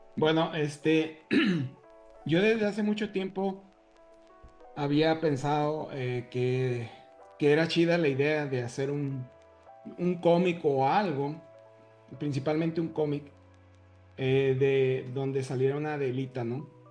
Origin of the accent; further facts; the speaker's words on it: northern Mexico, Mexico; yo soy del desierto, este, del norte, como tú